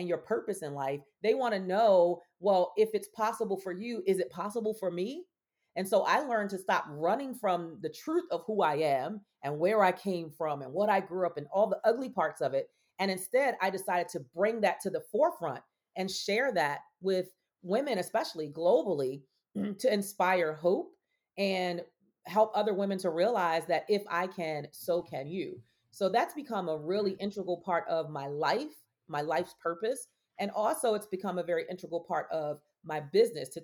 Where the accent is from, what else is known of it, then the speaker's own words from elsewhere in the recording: Baltimore, Maryland, United States; I was born and raised in Baltimore, Maryland